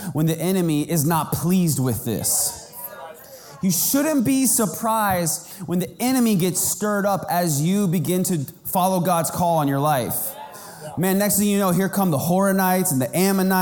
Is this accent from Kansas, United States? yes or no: yes; Kansas, United States; I was growing up in Kansas and we had a community pool